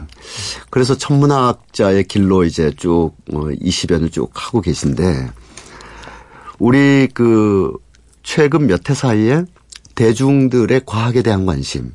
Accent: Punggi, North Gyeongsang, South Korea; 제 고향이 경북 풍기라서

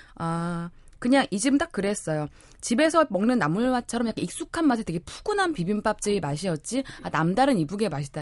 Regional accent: Jeolla, South Korea; now in Seoul, South Korea; 저의 고향 전라도

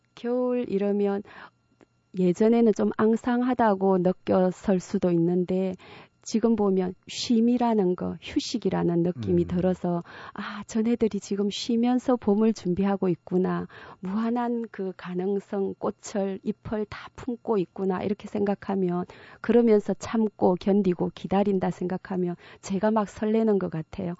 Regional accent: Uljin, North Gyeongsang, South Korea; now in Gimhae, South Korea; 경북 울진의 작은 산골 마을에서 태어났습니다

